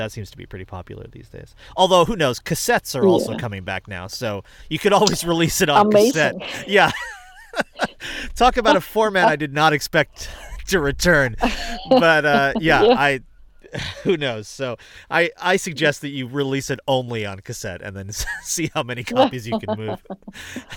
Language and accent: English; United States; also born or lived in Rochester, New York; as an American who has spent my entire life in this music in the United States